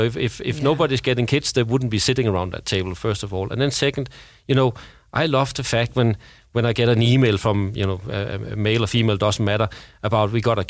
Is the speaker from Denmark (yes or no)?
yes; Denmark; now in Sweden; I remember I came from Denmark and I've been living in Sweden, where you have 1 to 2 years maternity leave, or paternity leave for that matter.